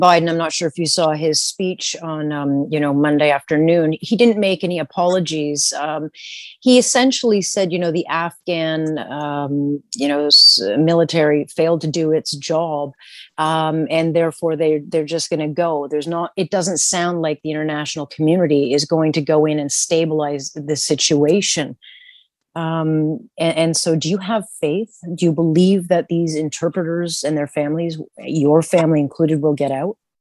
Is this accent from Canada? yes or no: yes; Canada; as a Canadian